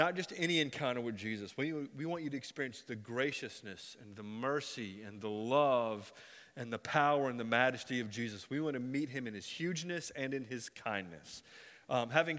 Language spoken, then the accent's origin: English; Florida, United States; also born or lived in Ohio; I'm raised in Florida. I was born in Ohio, but I never drove in Ohio, okay? I was 5 when I left.